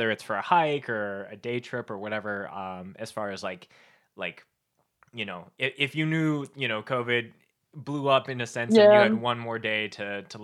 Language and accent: English; Winnipeg, Manitoba, Canada; now in Calgary, Canada; I grew up in Winnipeg, Manitoba, which is like the dead center of Canada